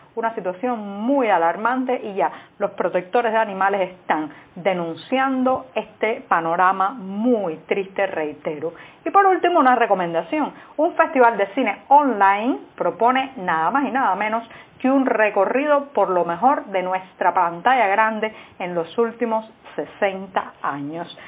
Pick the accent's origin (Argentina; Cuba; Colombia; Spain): Cuba; en una sociedad como la cubana, donde por décadas hemos vivido sometidos a la desinformación